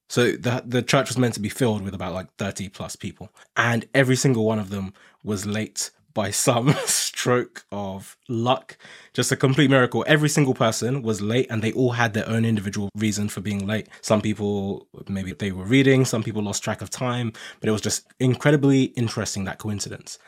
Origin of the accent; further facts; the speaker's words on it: Nigeria; now in United Kingdom; I'm originally Nigerian and I came to the U K from Nigeria